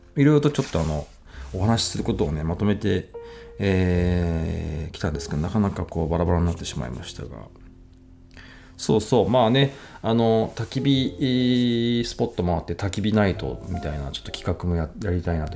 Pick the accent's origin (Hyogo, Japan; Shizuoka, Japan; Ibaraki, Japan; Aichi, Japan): Ibaraki, Japan; Ishioka; now in Tsukuba, Japan; 僕は茨城県のですね、あの、石岡市ってとこの出身